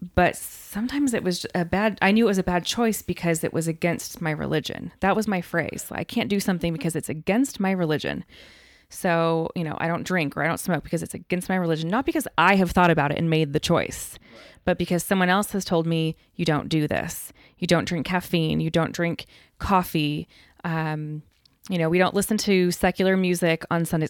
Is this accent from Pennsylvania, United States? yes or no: no; Denver, Colorado, United States; now in Texas, United States; My family is all from New York, but I grew up in Denver because my dad was transferred.